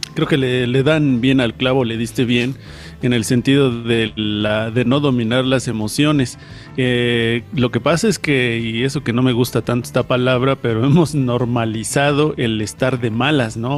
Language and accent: Spanish; Mexico; aquí en una cultura como la mexicana